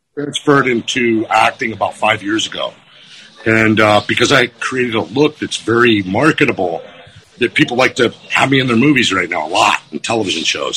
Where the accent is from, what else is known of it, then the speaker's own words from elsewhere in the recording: Quincy, Massachusetts, United States; also born or lived in Minnesota; now in California, United States; I'm from Quincy, Mass. Fucking Boston, born and bred